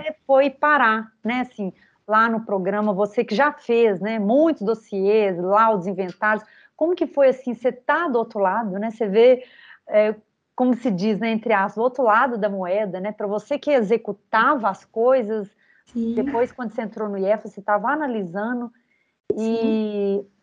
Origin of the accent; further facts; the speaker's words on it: Belo Horizonte, Minas Gerais, Brazil; born there; eu, eu nasci aqui, né, em Belo Horizonte